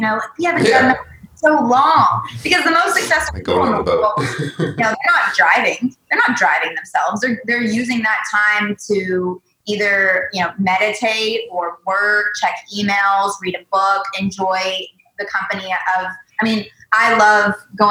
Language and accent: English; the South, United States; moved away as an adult; now in California, United States; I am a Southerner